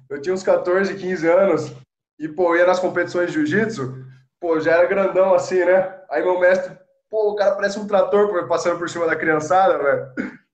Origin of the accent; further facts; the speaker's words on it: Sorocaba, São Paulo, Brazil; Isso, sou de Sorocaba.